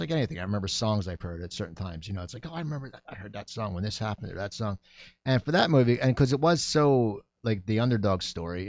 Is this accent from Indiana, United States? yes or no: no; Sayreville, New Jersey, United States; moved away as an adult; also born or lived in San Diego; now in Los Angeles, United States; I grew up in New Jersey